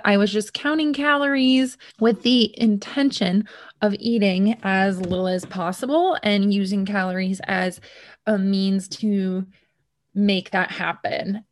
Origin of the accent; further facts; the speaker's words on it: United States; I'm from America